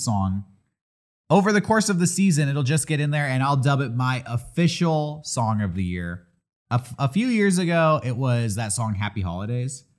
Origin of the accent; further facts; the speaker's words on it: San Diego, California, United States; growing up in San Diego